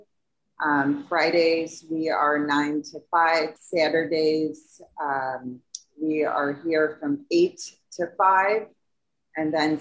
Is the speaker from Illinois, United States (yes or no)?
yes; Barrington, Illinois, United States; now in St. Charles, United States; I have been a Midwest girl. I grew up in Barrington, and then I moved out here in St. Charles